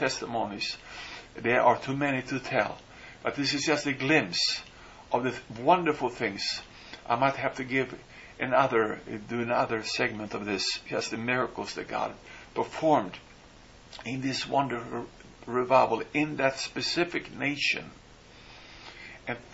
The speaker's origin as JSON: {"language": "English", "country": "Sweden", "moved": "yes", "said": "I come from Sweden"}